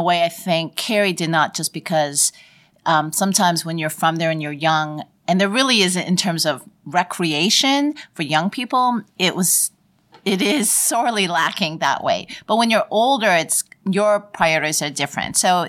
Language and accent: English; Toronto, Ontario, Canada; moved away; also born or lived in Vancouver; I'm from Toronto, and then I moved to Vancouver.